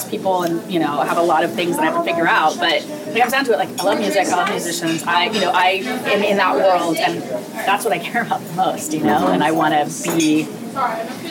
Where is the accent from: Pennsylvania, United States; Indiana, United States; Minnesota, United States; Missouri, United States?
Pennsylvania, United States; Philadelphia; moved away as an adult; also born or lived in New York; I'm trying to reestablish my business here in Philadelphia